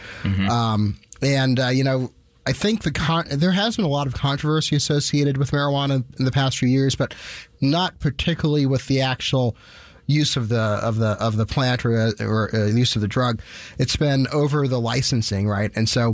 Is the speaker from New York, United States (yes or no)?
no; St. Louis, Missouri, United States; I grew up actually here in St. Louis. I went to Parkway North.